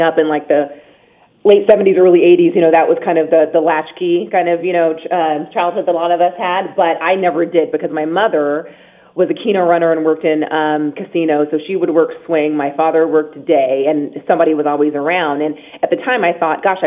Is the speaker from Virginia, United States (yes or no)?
no; Las Vegas, Nevada, United States; born or raised there